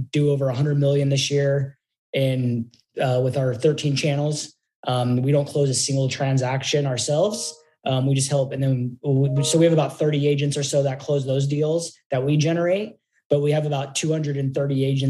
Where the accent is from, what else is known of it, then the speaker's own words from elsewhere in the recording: Portland, Oregon, United States; moved away as an adult; now in Phoenix, United States; I'm actually originally from Portland, Oregon